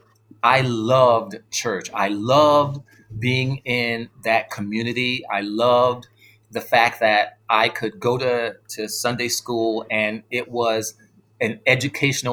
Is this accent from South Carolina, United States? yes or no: yes; South Carolina, United States; born or raised there; also born or lived in New York City, New York, United States